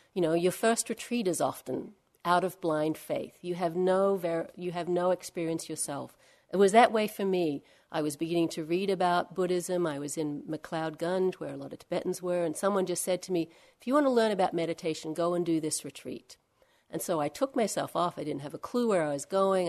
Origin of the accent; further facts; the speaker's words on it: Australia; Not from Perth, I'm from Australia